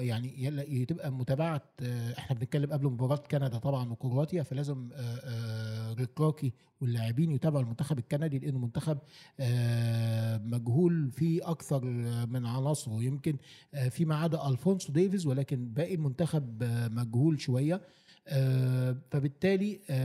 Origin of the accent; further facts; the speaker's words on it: Egypt; بصفتي مصري